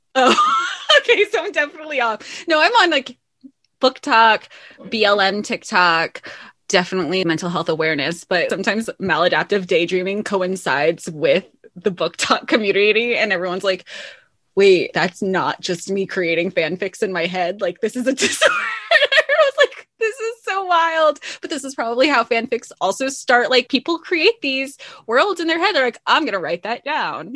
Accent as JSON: {"language": "English", "region": "the South", "country": "United States", "tie": "born or raised there", "said": "growing up in the South"}